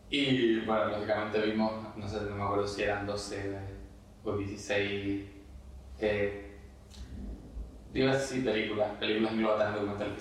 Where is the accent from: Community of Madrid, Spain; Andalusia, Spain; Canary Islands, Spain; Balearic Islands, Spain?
Canary Islands, Spain; he nacido aquí, maravilloso, me encanta Canarias